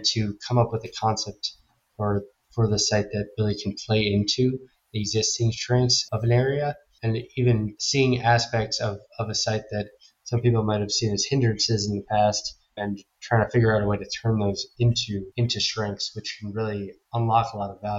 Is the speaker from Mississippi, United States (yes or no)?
no; New York, United States; also born or lived in St. Louis; I grew up in New York